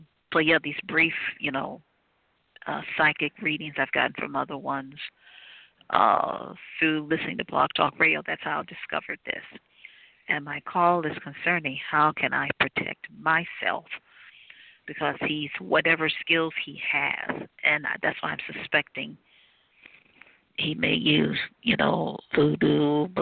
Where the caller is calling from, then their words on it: Cleveland, Ohio, United States; I'm calling from Cleveland, Ohio.